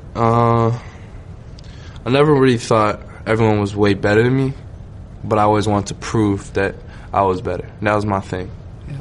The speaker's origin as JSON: {"language": "English", "town": "Toronto", "region": "Ontario", "country": "Canada", "said": "I'm from Scarborough, um, East Side Toronto"}